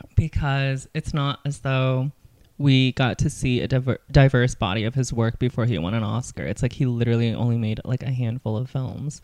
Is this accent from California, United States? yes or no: yes; California, United States; growing up in California